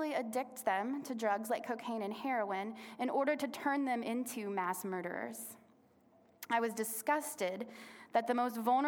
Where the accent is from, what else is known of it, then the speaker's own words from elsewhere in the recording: Little Rock, Arkansas, United States; I was born in Little Rock, Arkansas, born and raised.